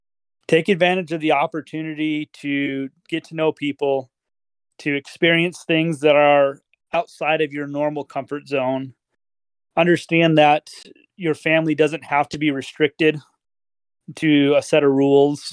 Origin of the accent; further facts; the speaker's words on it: Michigan, United States; also born or lived in Lincoln, Nebraska; now in Washington, United States; I grew up in Michigan. I lived in Lincoln, Nebraska for 6 years. And then I've lived out here in Washington for now about 8 years.